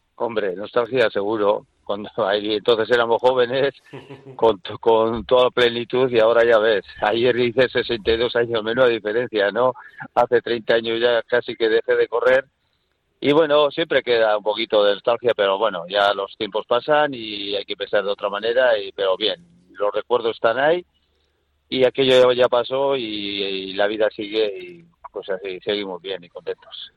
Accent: Durango, Basque Country, Spain; cuando era chaval pues en Durango

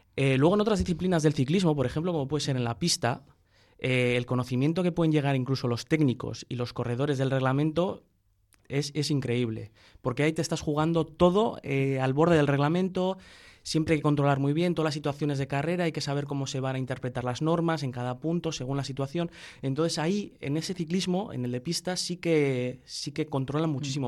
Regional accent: Bilbao, Basque Country, Spain; de aquí de Bilbao, pues, pues como buen bilbaíno

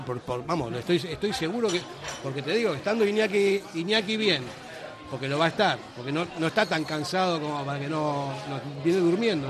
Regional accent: Argentina; moved away; como argentino de origen

